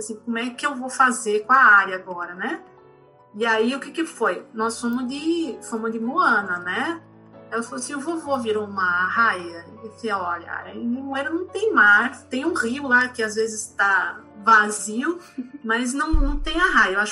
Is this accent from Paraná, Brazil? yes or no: yes; Curitiba, Paraná, Brazil; now in Recife, Brazil; eu sou de Curitiba, moro em Recife, não tenho ninguém aqui